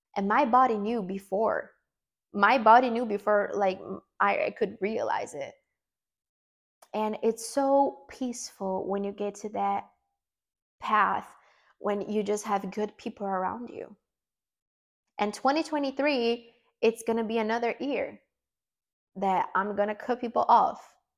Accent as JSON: {"language": "English", "country": "Brazil", "first_language": "Portuguese", "second_language": "English", "said": "English is not my first language. Um, I'm Brazilian. I speak Portuguese"}